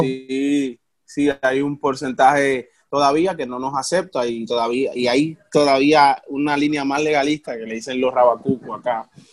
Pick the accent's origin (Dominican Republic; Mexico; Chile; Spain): Dominican Republic; Nosotros somos, nosotros somos dominicanos